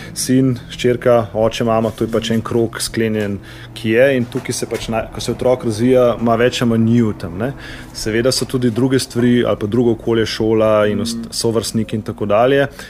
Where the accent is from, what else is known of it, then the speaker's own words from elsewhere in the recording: Slovenia; Slovenci smo športni narod